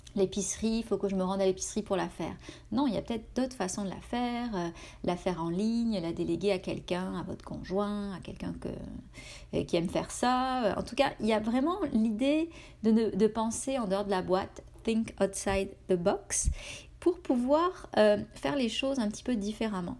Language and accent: French; France; moved away as an adult; now in Canada